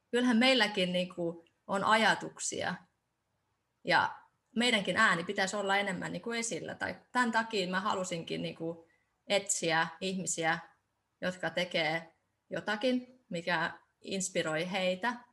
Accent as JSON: {"language": "Finnish", "country": "Estonia", "said": "kun mä teen myös viron kielellä tätä ja mä oon itse Virosta"}